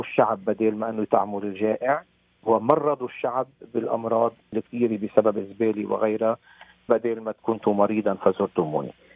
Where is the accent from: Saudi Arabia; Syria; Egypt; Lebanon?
Lebanon; moved away as an adult; حبي لوطني لبنان، وأنا كل سنة منذ خمسة وتسعين منذ تركت لبنان